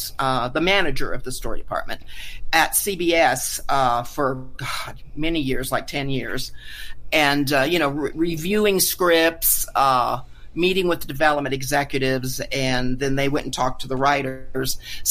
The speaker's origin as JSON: {"language": "English", "town": "Carlsbad", "region": "New Mexico", "country": "United States", "tie": "born or raised there", "also_born_or_lived": "Albuquerque, New Mexico", "moved": "as an adult", "said": "I'm a native New Mexican, I moved back home, basically, although I grew up in Carlsbad, where the Carlsbad Caverns are"}